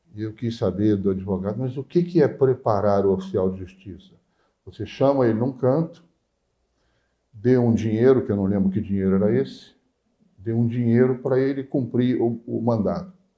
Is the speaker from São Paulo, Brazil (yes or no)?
no; Queimados, Rio de Janeiro, Brazil; also born or lived in Nilópolis; eu nasci em Nilópolis, mas toda a minha vida, minha infância, eu passei em Queimados, que era município de Nova Iguaçu na, na época